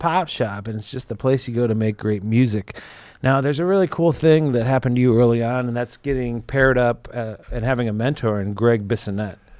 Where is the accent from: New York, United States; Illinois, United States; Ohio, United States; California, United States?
Illinois, United States; Chicago; also born or lived in Indiana; I'm from Chicago